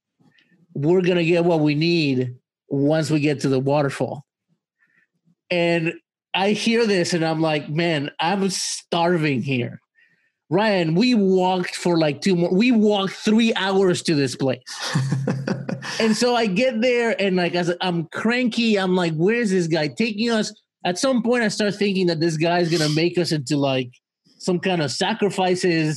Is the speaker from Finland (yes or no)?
no; Mexico; moved away; my childhood was spent in Mexico and a lot of stuff happened to me while growing up in Mexico